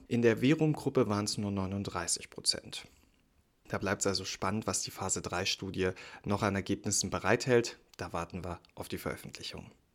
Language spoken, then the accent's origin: German; Berlin, Germany; als Berliner